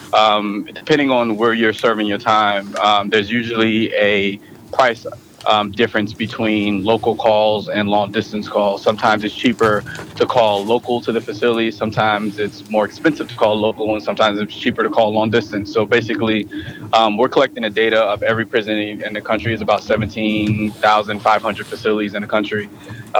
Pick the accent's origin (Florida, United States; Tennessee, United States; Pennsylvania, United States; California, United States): Florida, United States; St. Petersburg; moved away; also born or lived in Brooklyn, New York / Las Vegas; I was born in Brooklyn, New York. I was raised down south in St. Petersburg, Florida